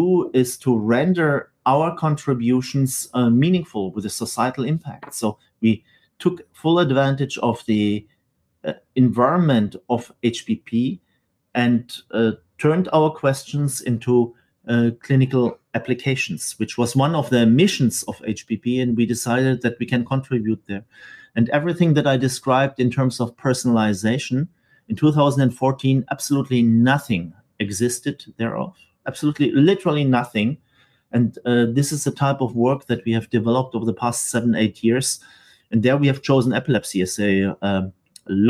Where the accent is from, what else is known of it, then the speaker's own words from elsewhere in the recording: Stuttgart, Baden-Württemberg, Germany; moved away as an adult; also born or lived in Manchester / Geneva; now in Marseille, France; I decided actually to go back to Germany, actually to the city where I grew up in Stuttgart